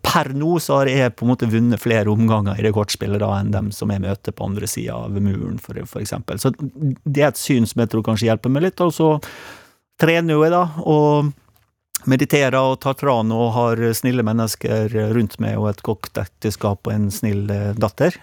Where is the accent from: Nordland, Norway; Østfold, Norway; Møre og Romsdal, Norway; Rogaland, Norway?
Møre og Romsdal, Norway; Sunnmøre; jeg er jo sunnmøring